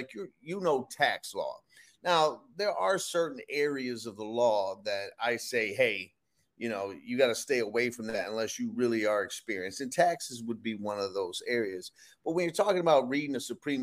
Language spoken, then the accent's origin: English; Detroit, Michigan, United States; now in Rhode Island, United States; I'm from Detroit.